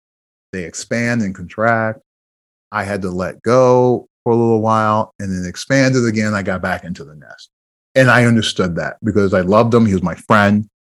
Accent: Iowa, United States; also born or lived in Jersey City; I always said I was born and raised in Jersey City, but I truly grew up in Iowa.

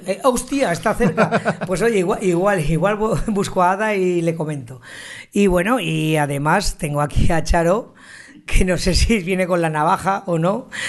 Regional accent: Zaragoza, Aragon, Spain; yo soy de Zaragoza

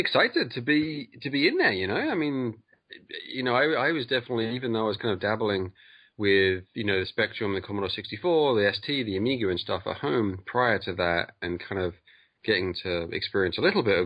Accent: England, United Kingdom; I'm from England.

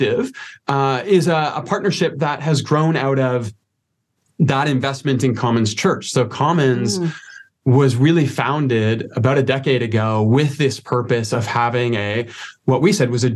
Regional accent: Toronto, Ontario, Canada; moved away as an adult; now in Calgary, Canada; originally I'm from the Toronto area in Scarborough and made my way west

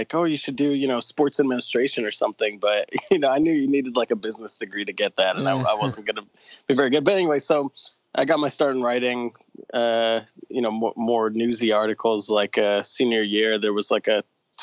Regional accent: New York City suburbs, United States; now in Louisville, United States; I grew up in the New York City suburbs, just north of New York City

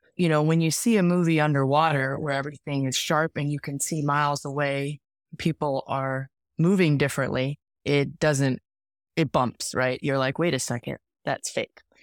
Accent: Bay Area, California, United States; We're also from the Bay Area

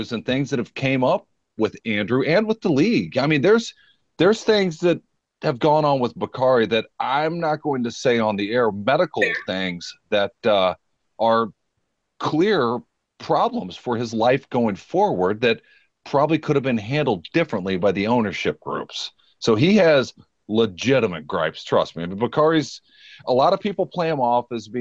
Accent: Germany; moved away; I was born in Germany

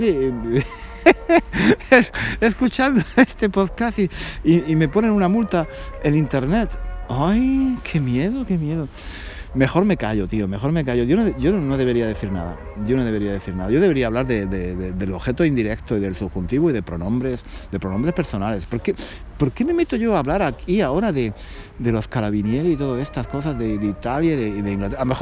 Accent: Spain; now in London, United Kingdom; Aparte de porque soy español y tendría que explicarle que soy español y que tengo la residencia en Londres

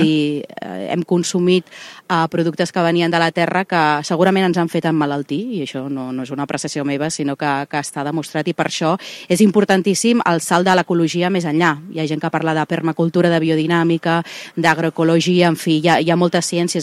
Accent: Reus, Catalonia, Spain; jo sóc una reusenca molt enamorada de Tarragona

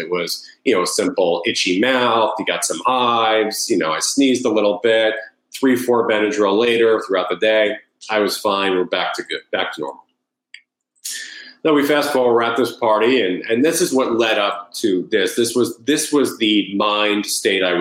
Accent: Long Island, New York, United States; also born or lived in Connecticut; I grew up in Long Island, New York

